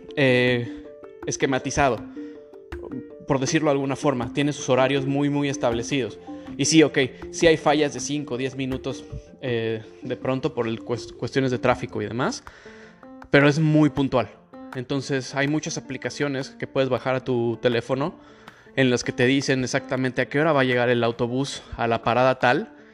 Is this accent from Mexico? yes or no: yes; Mexico City, Mexico; accent: Mexican; moved away as an adult; now in Toronto, Canada; la Ciudad de México, que es de donde yo soy